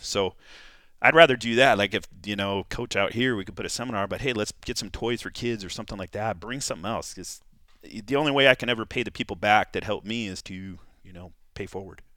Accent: California, United States; I grew up in California, wrestled in California

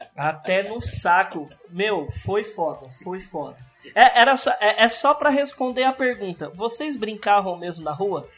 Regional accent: interior of São Paulo, Brazil; also born or lived in Sumaré; a gente é do interior de São Paulo.

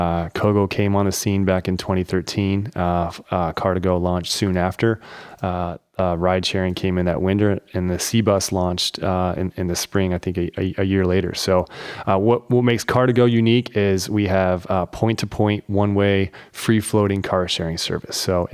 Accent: Dayton, Ohio, United States; born there; I'm actually the only one person in my family that was born in Ohio. My folks were out here, out in Dayton, was born, lived here

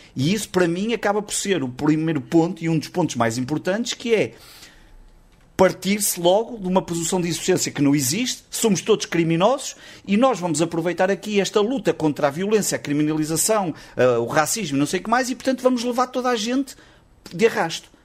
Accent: the North, Northern Portugal, Portugal; eu também sou do Norte, eu estou no Porto

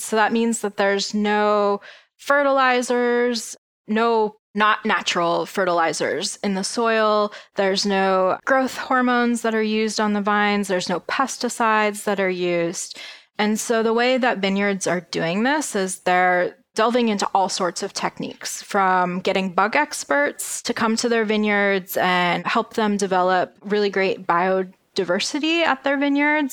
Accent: Pennsylvania, United States; I am from Pennsylvania

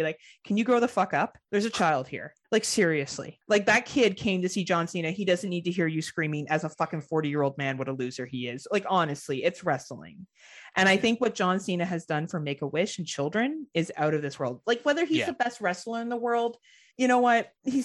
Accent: Canada; as a Canadian

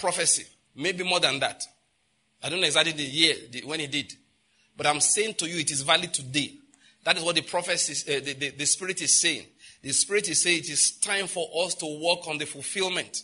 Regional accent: Nigeria

